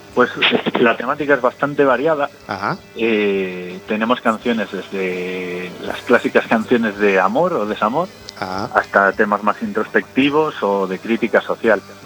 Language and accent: Spanish; Carballo, Galicia, Spain; moved away as an adult; now in Madrid, Spain; soy de Carballo.